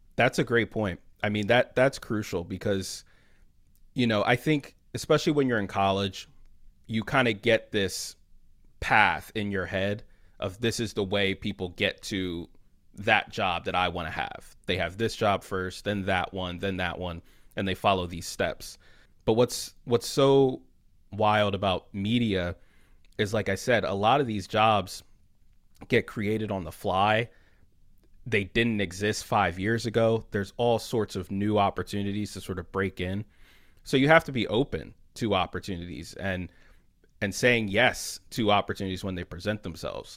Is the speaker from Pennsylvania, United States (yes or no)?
yes; Philadelphia, Pennsylvania, United States; I'm from Philly originally